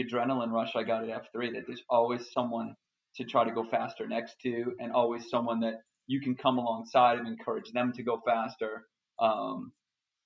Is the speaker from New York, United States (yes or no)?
no; Boston, Massachusetts, United States; I'm from Boston, Massachusetts.